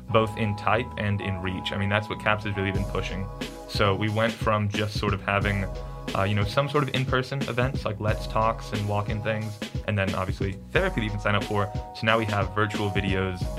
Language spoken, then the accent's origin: English; Olathe, Kansas, United States; moved away as an adult; now in Arkansas, United States; I'm from Kansas City, Kansas, a suburb called Olathe